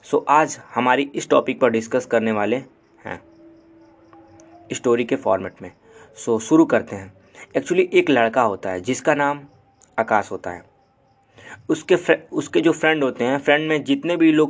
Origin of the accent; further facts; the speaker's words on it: Gorakhpur, Uttar Pradesh, India; and मैं proper Gorakhpur से belong करता हूँ सो so, मैं यूपी का हूँ